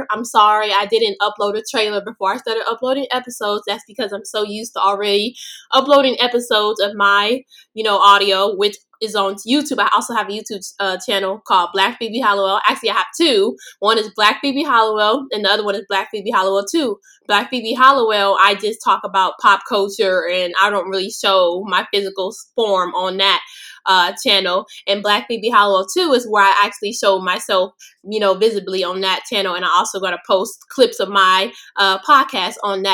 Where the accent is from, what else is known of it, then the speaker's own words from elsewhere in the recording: Los Angeles, California, United States; I am from Los Angeles, California. I am born and raised here